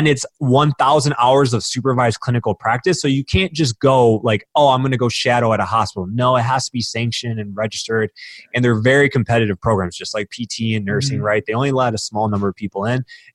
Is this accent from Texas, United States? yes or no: no; Warren, Michigan, United States; I grew up outside of Detroit, Michigan, so Warren, Michigan.